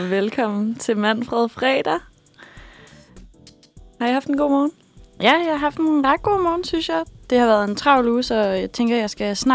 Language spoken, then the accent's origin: Danish; Copenhagen, Capital Region of Denmark, Denmark; born there; jeg er født i København på Rigshospitalet